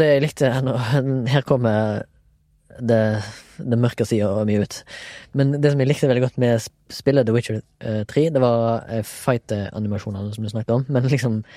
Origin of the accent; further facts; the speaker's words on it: Haugesund, Rogaland, Norway; jeg er fra Haugesund